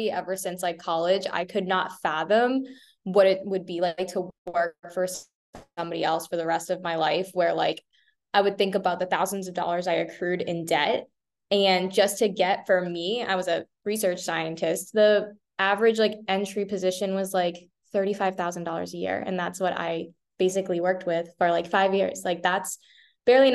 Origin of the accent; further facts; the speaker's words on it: Boston, Massachusetts, United States; now in Tampa, United States; I'm originally from Boston. I live in Tampa here.